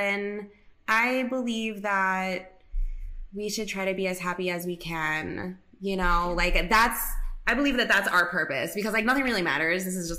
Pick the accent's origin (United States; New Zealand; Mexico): United States; New York City, New York; moved away as an adult; So I love being from New York City. Like I love that I grew up on the East Coast. I am very proud of being from Queens. Like that's, you know, one of the five boroughs right there.